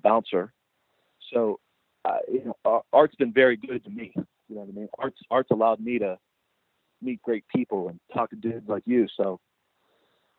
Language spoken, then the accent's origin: English; Pittsburgh, Pennsylvania, United States; accent: twang; now in Connecticut, United States; I had like a different accent because I'm from southwestern Pennsylvania, and people in Connecticut kind of thought I had like a twang